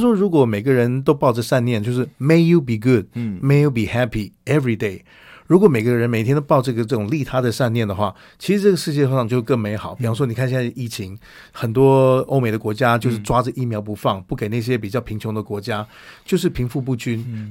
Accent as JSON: {"language": "Chinese", "region": "Taipei", "country": "Taiwan", "tie": "born or raised there", "said": "我自己在台北出生"}